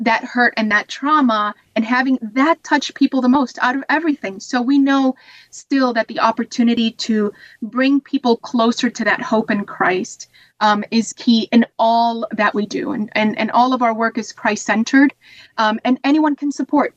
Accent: Ohio, United States; also born or lived in Puerto Rico; I'm from Puerto Rico, but I moved to Ohio and grew up in Ohio.

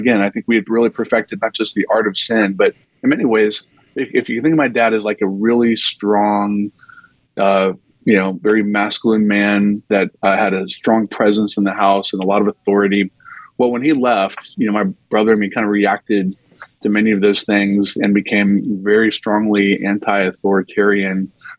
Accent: North Carolina, United States; I grew up in North Carolina and was surrounded by what I would describe, I mean, this semi-charitably as cultural Christianity.

